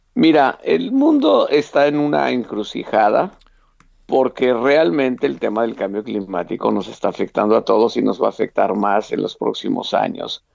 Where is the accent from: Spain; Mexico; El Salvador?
Mexico; como eh, mexicano fui invitado a estar en la reunión